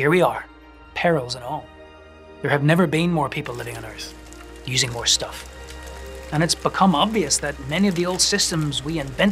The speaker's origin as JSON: {"language": "English", "region": "Northern Ireland", "country": "United Kingdom", "tie": "born or raised there", "also_born_or_lived": "New York City", "moved": "yes", "said": "I was growing up in Northern Ireland"}